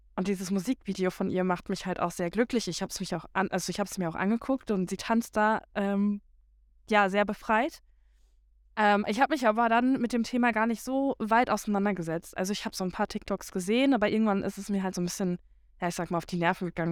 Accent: Germany; moved away; ich komme ja von ähm, ja von der Grenze quasi, also die ähm, ja Niederlande ist nicht ganz so weit weg äh, von meiner Heimat

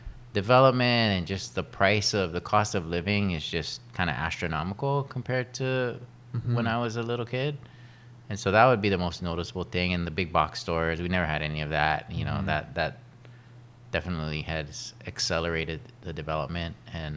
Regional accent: Kauai, Hawaii, United States; also born or lived in Oahu; Well, I was born on Oahu. {S2} Born on Oahu. {S1} Yeah, and then grew up on mostly on Kauai, and I went to kind of back and forth between Oahu and Kauai for my education, and then I went to college in the mainland in California

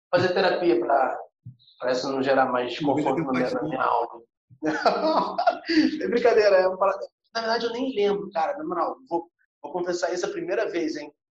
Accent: Olinda, Pernambuco, Brazil; É, então, cara, Rafa, eu sou aqui de Olinda, né? Sou nazareno de Olinda, primeira igreja Nazaré de Olinda.

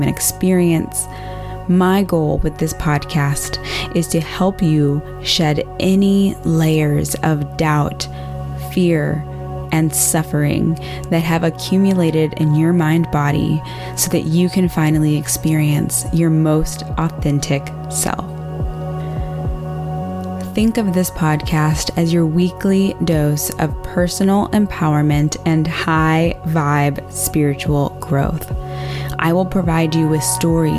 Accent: Austin, Texas, United States; I'm from the South. I'm from Austin, Texas

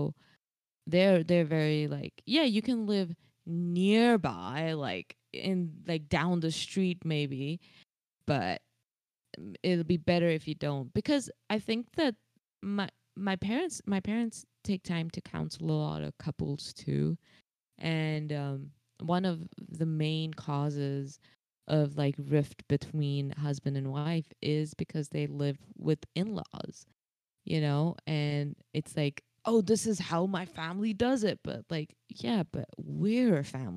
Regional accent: India; As an Indian

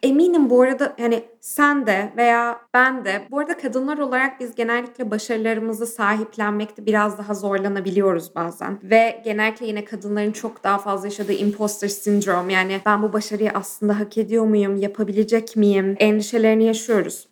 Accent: Ankara, Turkey; ben doğma büyüme Ankaralıyım

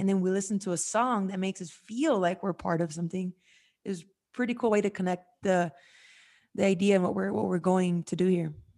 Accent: United States; I was born in America

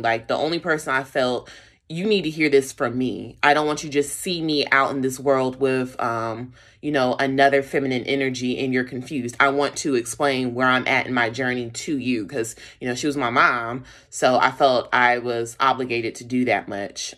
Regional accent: Charlotte, North Carolina, United States; I was raised in Charlotte, North Carolina

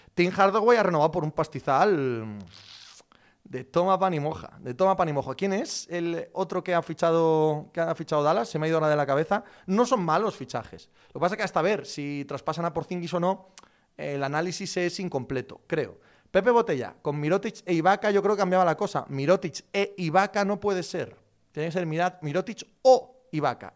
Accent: Spain; como español

